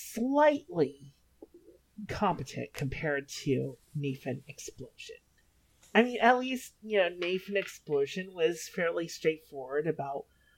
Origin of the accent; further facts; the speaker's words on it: Florida, United States; I grew up in Florida